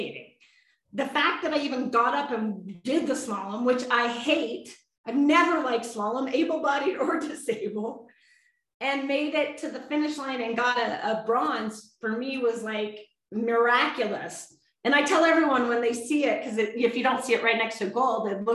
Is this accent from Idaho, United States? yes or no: yes; Sun Valley, Idaho, United States; I'm from Sun Valley, Idaho. I'm not an East Coast skier